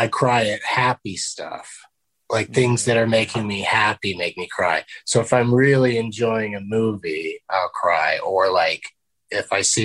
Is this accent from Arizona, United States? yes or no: no; San Diego, California, United States; Middle class, Southern California, San Diego